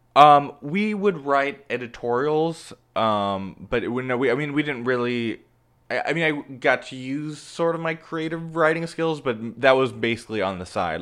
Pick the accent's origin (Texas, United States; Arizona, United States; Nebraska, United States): Nebraska, United States; Omaha; now in Los Angeles, United States; I am from Omaha, Nebraska